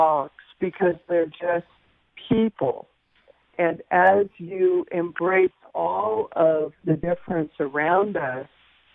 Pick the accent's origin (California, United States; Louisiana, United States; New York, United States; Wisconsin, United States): California, United States; San Francisco; growing up in San Francisco